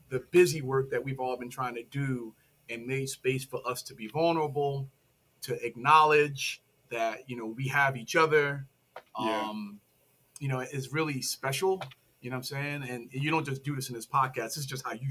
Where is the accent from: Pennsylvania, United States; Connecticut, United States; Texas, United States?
Pennsylvania, United States; Philadelphia; and raised in Philly in the Germantown section.